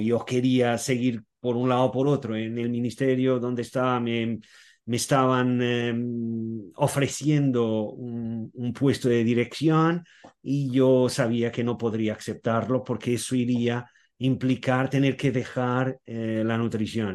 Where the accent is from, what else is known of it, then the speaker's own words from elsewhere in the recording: Portugal; soy portugués y nací, viví, aún sigo viviendo en Portugal